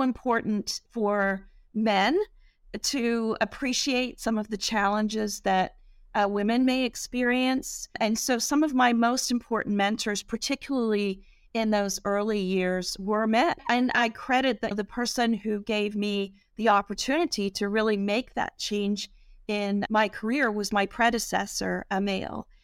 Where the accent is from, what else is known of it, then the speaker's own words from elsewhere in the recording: England, United Kingdom; now in United States; I grew up in England